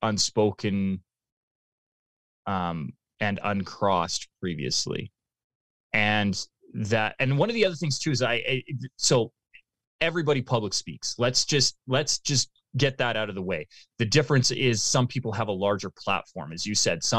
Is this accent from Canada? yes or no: yes; Canada; as a Canadian